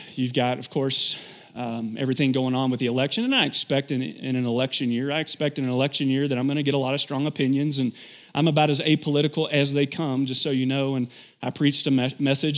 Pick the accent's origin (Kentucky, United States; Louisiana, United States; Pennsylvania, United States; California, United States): Kentucky, United States; I'm from Kentucky